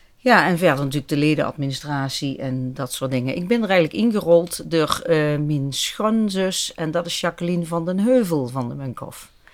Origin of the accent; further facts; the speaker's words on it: Venray, Limburg, Netherlands; moved away as an adult; ik ben opgegroeid in Venray, maar ik heb heel lang in het buitenland gezeten.